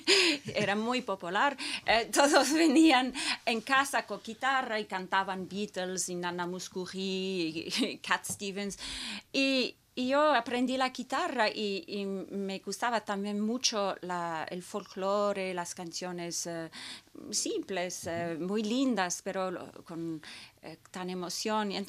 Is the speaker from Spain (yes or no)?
no; Tokyo, Japan; born there; Y también porque yo nací en Tokio